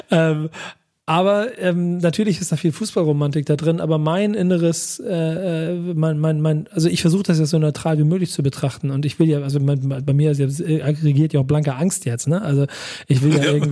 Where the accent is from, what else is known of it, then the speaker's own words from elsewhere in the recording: Hamburg, Germany; Weißt du, guck mal, ich bin aus Hamburg, ne?